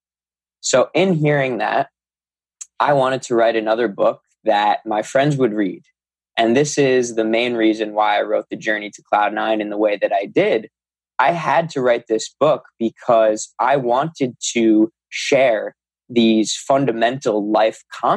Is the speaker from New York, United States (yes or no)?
yes; Long Island, New York, United States; I'm from New York. I live on Long Island